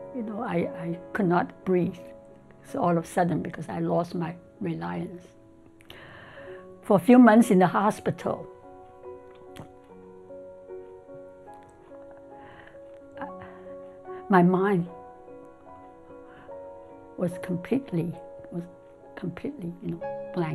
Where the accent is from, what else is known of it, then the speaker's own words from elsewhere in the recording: Shanghai, China; moved away as an adult; also born or lived in Hong Kong; now in United States; I was born in Hong Kong and grew up in Shanghai. And then in May of 1959, I immigrated to the United States